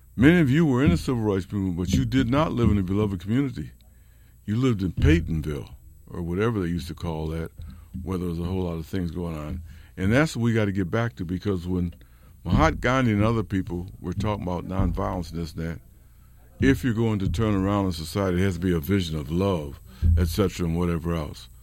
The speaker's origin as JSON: {"language": "English", "town": "Rochester", "region": "New York", "country": "United States", "tie": "born or raised there", "also_born_or_lived": "Berkeley, California", "moved": "as an adult", "said": "Rochester, New York, my hometown."}